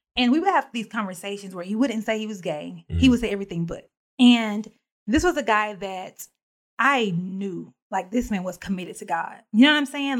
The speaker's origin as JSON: {"language": "English", "region": "Alabama", "country": "United States", "tie": "born or raised there", "moved": "as an adult", "said": "I moved away from Alabama and um, started my own adult life"}